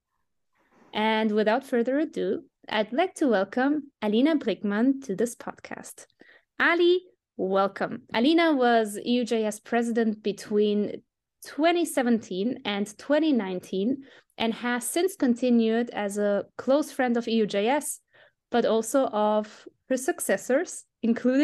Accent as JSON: {"language": "English", "country": "Germany", "tie": "born or raised there", "said": "I was born in Germany, but I was raised by a post-Soviet single mom."}